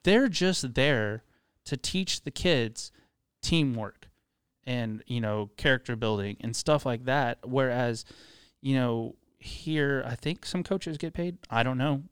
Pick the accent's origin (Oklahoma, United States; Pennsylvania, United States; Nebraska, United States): Oklahoma, United States; Tulsa; also born or lived in Dallas; we moved from Dallas, uh, to Tulsa. My dad got transferred for a job. We moved here when I was ten